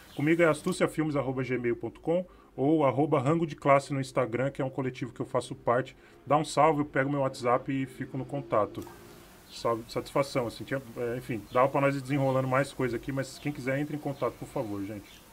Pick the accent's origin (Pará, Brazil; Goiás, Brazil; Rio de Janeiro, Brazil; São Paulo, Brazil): São Paulo, Brazil; eu sou do Capão